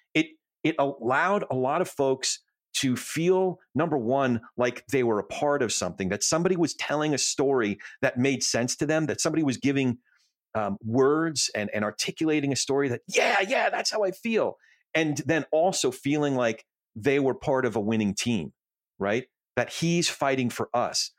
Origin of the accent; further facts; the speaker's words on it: New Jersey, United States; moved away; I grew up in Jersey